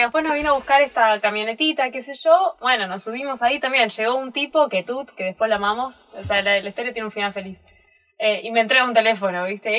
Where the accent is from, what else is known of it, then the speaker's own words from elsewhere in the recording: Buenos Aires, Argentina; moved away; yo soy de Buenos Aires, voy caminando por Buenos Aires, sé dónde no meterme